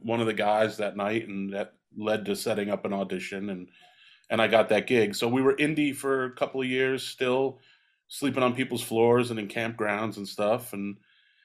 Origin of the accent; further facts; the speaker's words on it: Connecticut, United States; moved away as an adult; also born or lived in Nashville, Tennessee; now in Lancaster, United States; Connecticut where I grew up